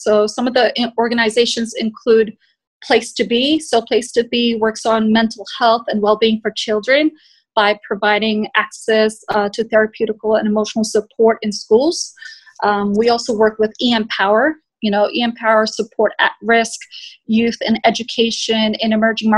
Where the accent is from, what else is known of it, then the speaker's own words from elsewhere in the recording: Bangladesh; my home country of Bangladesh